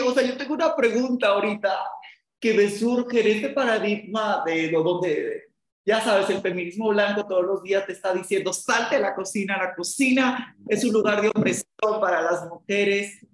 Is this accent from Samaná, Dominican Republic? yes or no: yes; Samaná, Dominican Republic; yo soy de Samaná, en República Dominicana, de donde es mi papá